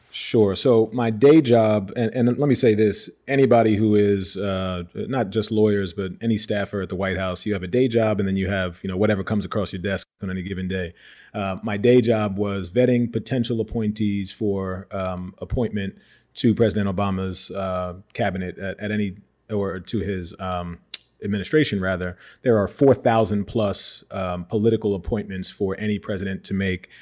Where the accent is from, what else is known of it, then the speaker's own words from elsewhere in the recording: Westchester County, New York, United States; also born or lived in Yonkers / Bronx; now in Harlem, United States; I was born in uh, Yonkers, just north of, of New York City, and grew up in Westchester County. Moved to the Bronx uh, toward the end of high school